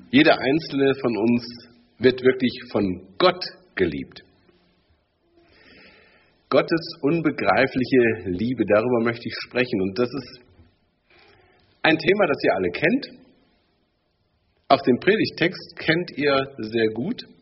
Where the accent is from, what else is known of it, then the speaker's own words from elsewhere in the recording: the East, East Germany, Germany; Bei uns im Osten